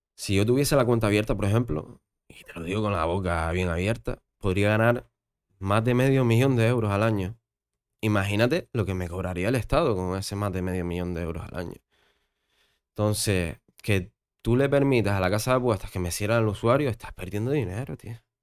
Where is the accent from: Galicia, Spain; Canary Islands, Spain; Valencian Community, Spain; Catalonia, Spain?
Canary Islands, Spain; Gran Canaria; also born or lived in Fuerteventura; yo nací aquí en Gran Canaria, entonces me voy a Gran Canaria porque siempre quise estar aquí